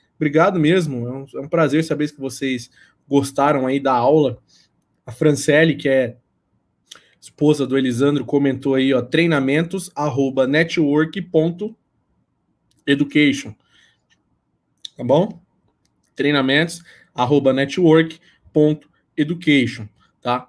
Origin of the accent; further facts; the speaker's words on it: Sorocaba, São Paulo, Brazil; eu sou de Sorocaba